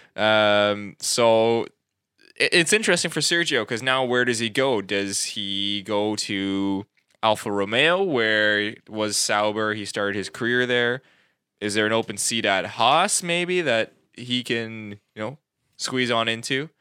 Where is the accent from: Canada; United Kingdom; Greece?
Canada; we're not American, we're Canadian